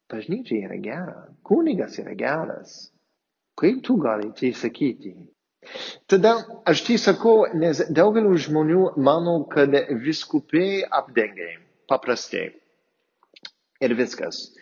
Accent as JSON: {"language": "Lithuanian", "area": "near Boston", "region": "Massachusetts", "country": "United States", "tie": "born or raised there", "also_born_or_lived": "Palendriai, Lithuania", "second_language": "Lithuanian", "moved": "as an adult", "lives_now": "Lithuania", "said": "esu amerikietis ir aš išaugau netoli nuo Bostono"}